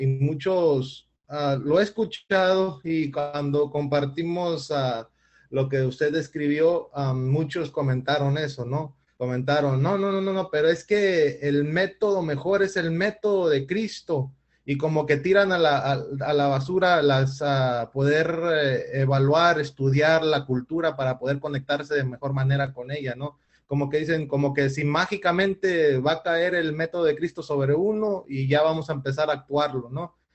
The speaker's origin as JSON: {"language": "Spanish", "country": "Mexico", "said": "aquí en mi país, eh, específicamente estoy hablando de México"}